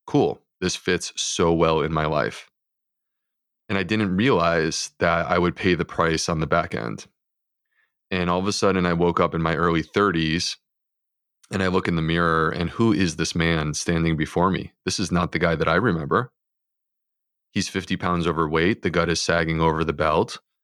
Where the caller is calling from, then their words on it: Charleston, South Carolina, United States; I'm in Charleston, South Carolina.